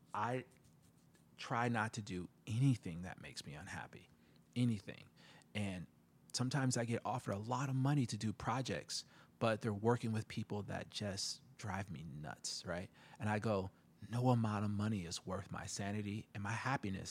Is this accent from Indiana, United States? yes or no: yes; South Bend, Indiana, United States; I'm from the Midwest, you know, South Bend, Indiana